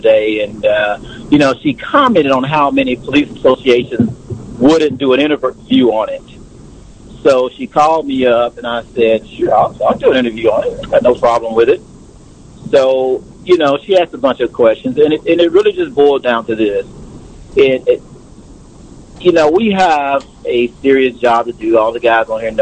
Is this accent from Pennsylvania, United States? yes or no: no; Tulsa, Oklahoma, United States; now in Dallas, United States; I am originally from Tulsa, Oklahoma